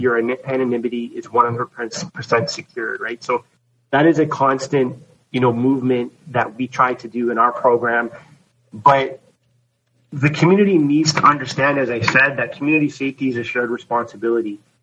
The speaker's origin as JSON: {"language": "English", "town": "Toronto", "region": "Ontario", "country": "Canada", "tie": "born or raised there", "said": "I'm from Toronto, I grew up in Toronto"}